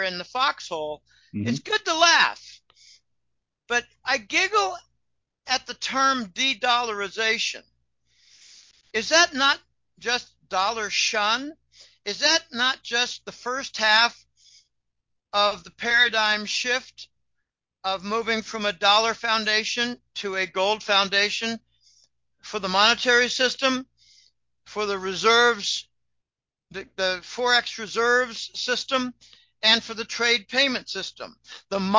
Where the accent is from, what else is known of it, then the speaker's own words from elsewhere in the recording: Pennsylvania, United States; I come from Pennsylvania, and the Pennsylvania Dutch, by the way, that's Deutsch